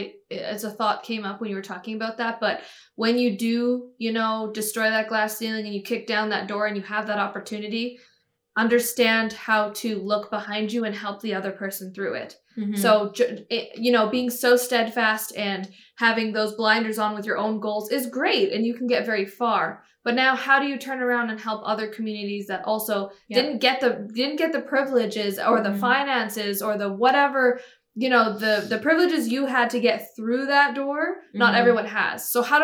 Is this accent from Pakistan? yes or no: yes; Pakistan; I also had a single mom. I'm also Pakistani.